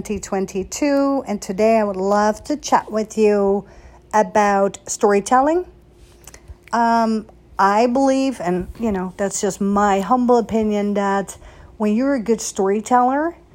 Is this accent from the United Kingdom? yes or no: no; Netherlands; also born or lived in Beverly Hills; now in United States; I was born and raised in Holland, right? And then I came to America